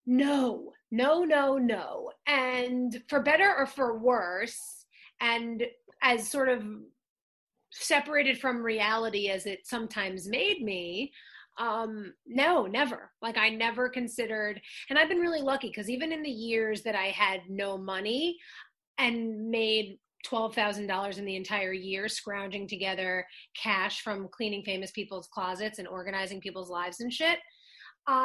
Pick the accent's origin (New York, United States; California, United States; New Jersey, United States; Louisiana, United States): New York, United States; Long Island; moved away as an adult; now in Los Angeles, United States; I'm from Long Island. I was acting from when I was since I was nine. So then when I started going to the city and like taking the Long Island Railroad with my mom when I was a little kid